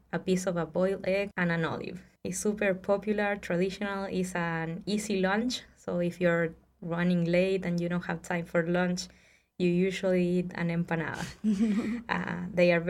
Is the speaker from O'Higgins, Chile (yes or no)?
yes; Rancagua, O'Higgins, Chile; moved away as an adult; also born or lived in Santiago, Chile; now in Seattle, United States; I'm originally from a city called Rancagua. Is 1 hour south from the capital, Santiago. And I grew up there